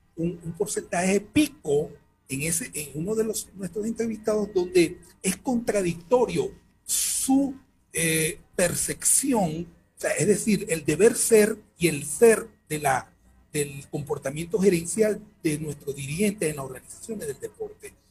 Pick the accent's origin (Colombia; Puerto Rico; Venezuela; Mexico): Venezuela; moved away as an adult; now in Ecuador; yo soy venezolano y provengo del país